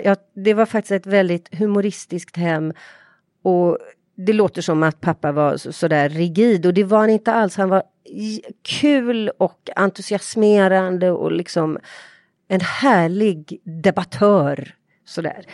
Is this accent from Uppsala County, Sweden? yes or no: no; Partille, Västra Götaland, Sweden; där jag är uppvuxen i ett radhusområde